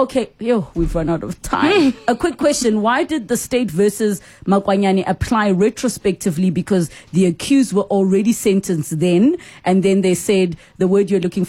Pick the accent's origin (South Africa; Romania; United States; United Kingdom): South Africa; I think there is a lot to learn as the South African public.